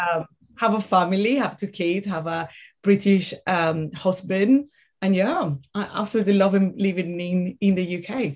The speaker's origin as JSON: {"language": "English", "town": "Caracas", "region": "Capital District", "country": "Venezuela", "tie": "born or raised there", "second_language": "English", "moved": "as an adult", "lives_now": "United Kingdom", "said": "I'm originally from Venezuela. I grew up there, went to university, did all the things."}